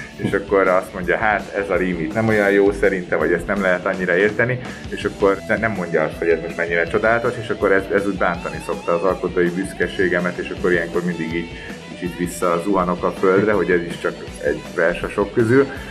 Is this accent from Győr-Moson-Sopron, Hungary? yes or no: no; Budapest, Hungary; én Budapesten nevelkedtem